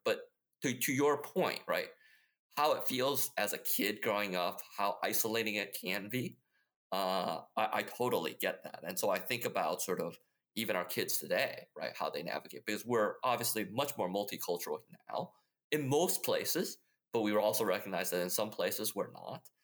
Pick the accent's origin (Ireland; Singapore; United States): United States; Midwest; also born or lived in Taiwan; So I grew up in the Midwest, uh, and so in many ways, sort of, I had a very typical Midwestern upbringing